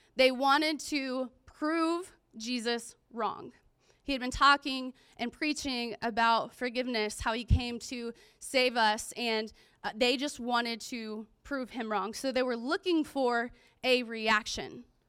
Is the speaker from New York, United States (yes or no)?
no; Pensacola, Florida, United States; I grew up in Pensacola, Florida